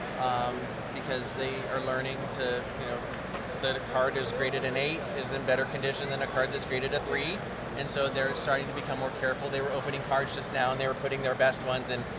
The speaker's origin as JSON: {"language": "English", "town": "Indianapolis", "region": "Indiana", "country": "United States", "said": "I'm from Indianapolis, Indiana."}